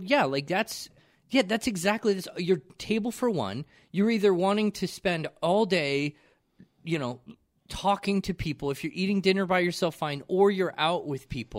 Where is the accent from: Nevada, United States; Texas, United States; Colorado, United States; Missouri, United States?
Colorado, United States; Aurora; also born or lived in Genesee, Colorado; I moved from Aurora